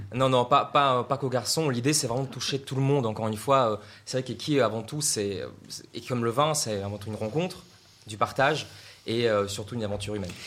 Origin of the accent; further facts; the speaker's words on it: Russia; now in France; j'ai appris ça en fait en Russie parce que je viens de Russie